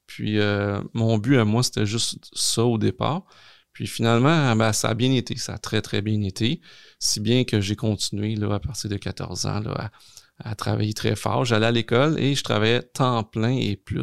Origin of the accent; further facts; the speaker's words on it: Longueuil, Quebec, Canada; also born or lived in Gaspésie; on habitait très, très jeune en Gaspésie. Mes parents, un, jour, se sont séparés, se sont divorcés. on est revenu dans la région de Montréal parce que ma mère venait de, Montréal, donc plus sur la rive sud de Montréal, à Longueuil précisément. Puis j'ai habité là